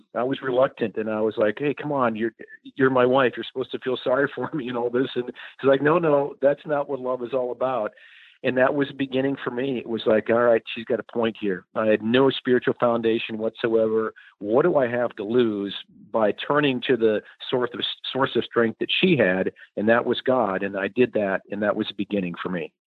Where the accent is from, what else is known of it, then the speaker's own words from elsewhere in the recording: Madison, South Dakota, United States; moved away; growing up in Madison, population 7,000 or so